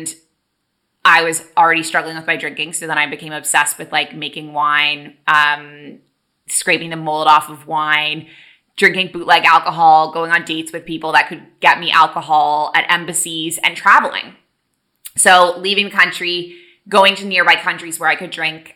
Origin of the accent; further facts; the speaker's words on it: Canada; moved away as an adult; also born or lived in Kuwait / Abu Dhabi, United Arab Emirates; now in Bali, Indonesia; when I grew up in Canada